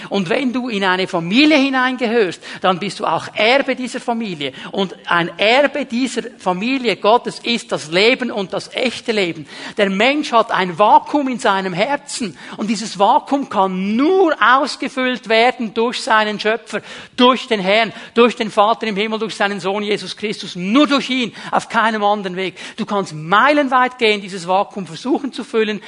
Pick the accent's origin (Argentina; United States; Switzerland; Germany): Switzerland; wir sind Schweizer, wir sind Westler